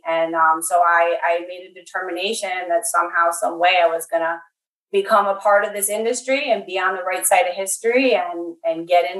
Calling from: Western New York State, United States; I'm calling from Western New York State. And so I'm at work. Gentech Scientific is located in Arcade, New York. So that's about 40 miles south of Buffalo, and it's a rural community.

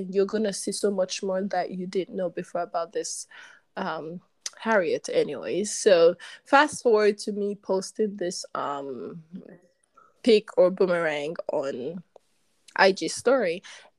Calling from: Warsaw, Masovian Voivodeship, Poland; Okay, and I'm obviously speaking from Warsaw, Poland.

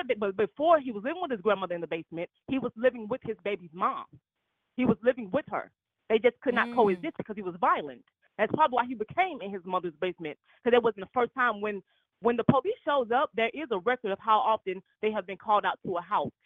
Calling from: Atlanta, Georgia, United States

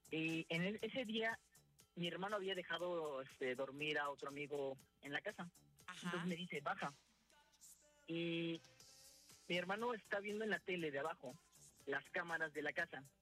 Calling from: Veracruz, Mexico; De aquí mismo, de Veracruz.

